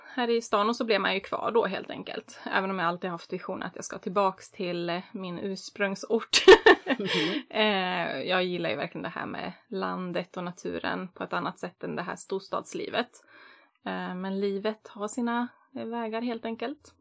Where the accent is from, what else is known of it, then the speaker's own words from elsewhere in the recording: Västerås, Västmanland, Sweden; moved away as an adult; now in Gothenburg, Sweden; Uppvuxen på landet fast jag är född och uppvuxen i Västerås då och i orten utanför